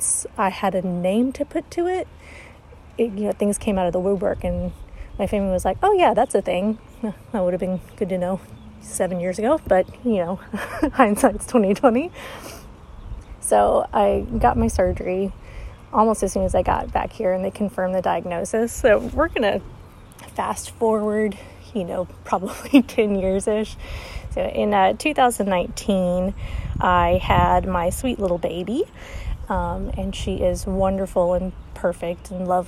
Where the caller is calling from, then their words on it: Arkansas, United States; I'm calling from Arkansas, which is in the United States.